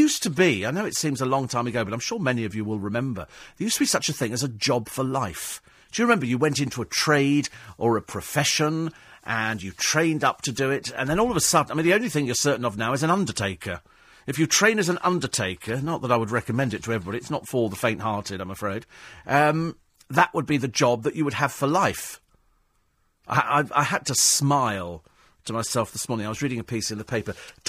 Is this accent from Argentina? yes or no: no; United Kingdom; people love coming here anyway because we're quaint. We're British.